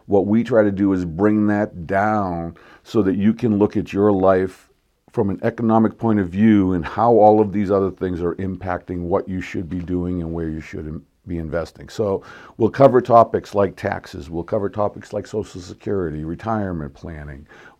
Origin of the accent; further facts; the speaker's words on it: Boston, Massachusetts, United States; now in Palmdale, United States; On a personal note, I live here in Palmdale. I absolutely love it here. I grew up in Boston.